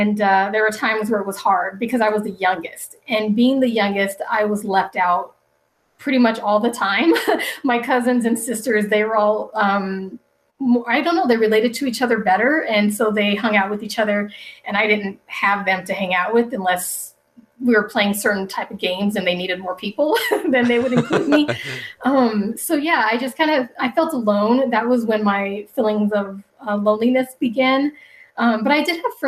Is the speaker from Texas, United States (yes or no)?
no; Denver, Colorado, United States; also born or lived in Wichita, Kansas; I was born in Wichita, Kansas, and I was only there for about maybe 4 years. We moved to Denver, Colorado, where my mom's parents live.